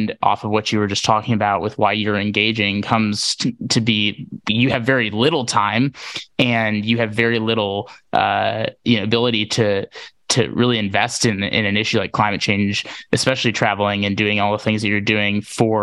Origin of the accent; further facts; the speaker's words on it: Wisconsin, United States; grew up in the Midwest in Wisconsin